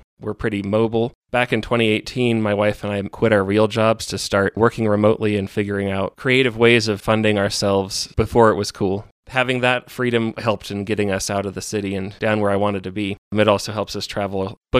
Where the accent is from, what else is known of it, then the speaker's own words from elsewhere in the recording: Denver, Colorado, United States; now in San Luis Valley, United States; I was born in Colorado Springs and bounced around the Front Range growing up. Grew up in Denver